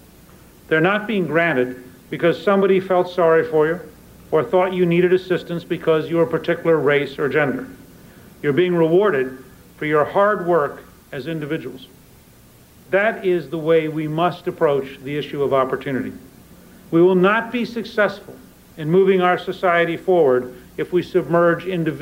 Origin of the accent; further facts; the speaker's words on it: Harrisburg, Pennsylvania, United States; born there; also born or lived in Columbus, Georgia; I was an Army brat. I was born in Harrisburg, Pennsylvania. I grew up in the United States Army when it was an integrated institution. I went to the South as a teenager, and I was in Columbus, Georgia